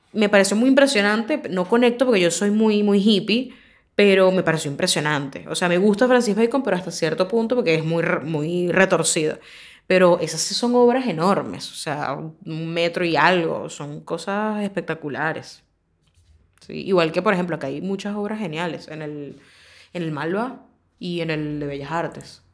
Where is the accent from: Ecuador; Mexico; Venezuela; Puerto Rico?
Venezuela; Caracas, Capital District; moved away as an adult; now in Argentina; este es Caracas. Eh, este es donde, de donde yo soy